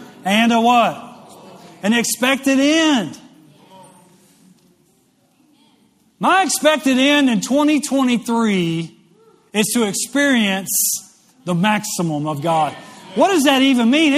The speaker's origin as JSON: {"language": "English", "town": "West Monroe", "region": "Louisiana", "country": "United States", "tie": "born or raised there", "moved": "yes", "said": "growing up in West Monroe, Louisiana, home of the show Duck Dynasty"}